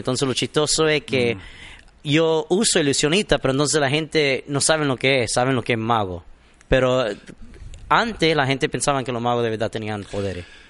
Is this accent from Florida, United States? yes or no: yes; Miami, Florida, United States; soy nacido aquí en Miami de padre cubano